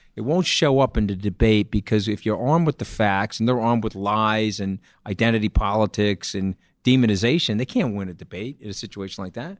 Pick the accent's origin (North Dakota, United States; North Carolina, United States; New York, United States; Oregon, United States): New York, United States; I'm a New Yorker.